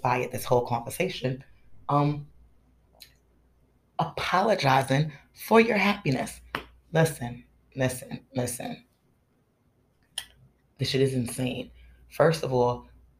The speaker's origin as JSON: {"language": "English", "country": "United States", "said": "as an American"}